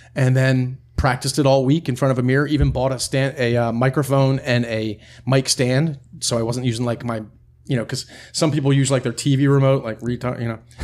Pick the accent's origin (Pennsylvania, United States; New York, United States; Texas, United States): Pennsylvania, United States; near Harrisburg, central; I'm from Pennsylvania, uh, central Pennsylvania, right near Harrisburg.